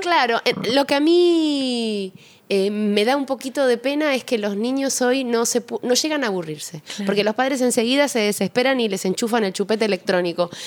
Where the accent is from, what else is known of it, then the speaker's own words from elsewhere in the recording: Uruguay; moved away as an adult; also born or lived in Argentina; now in Buenos Aires, Argentina; amo mi país, Uruguay, pero claramente vivo hace muchos más años aquí